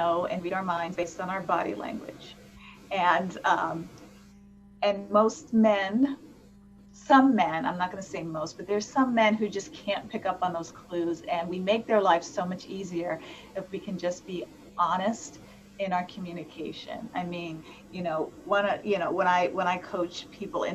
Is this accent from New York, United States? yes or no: yes; East Coast / New York, United States; moved away; I'm from the East Coast originally, so I'm a little bit of that, like, that tough New York exterior